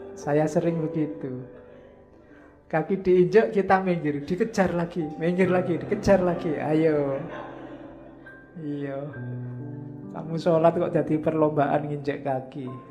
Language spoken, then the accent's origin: Indonesian; Indonesia; saya dari Indonesia